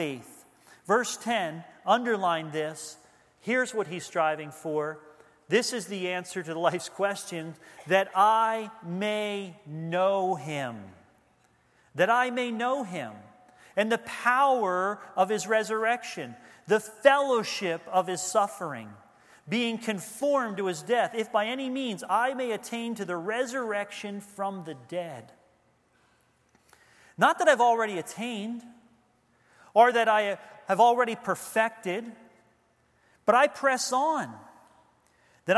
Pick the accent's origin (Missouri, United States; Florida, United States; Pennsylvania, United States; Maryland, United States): Pennsylvania, United States; Levittown; Leisure Lane, Lakeside neighborhood in Levittown, Pennsylvania.